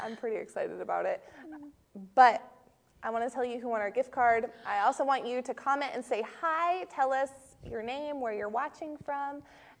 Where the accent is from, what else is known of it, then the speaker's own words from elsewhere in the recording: Maine, United States; I'm from Maine, too.